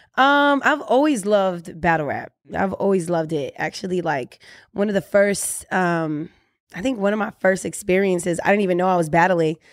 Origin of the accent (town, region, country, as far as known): Orlando, Florida, United States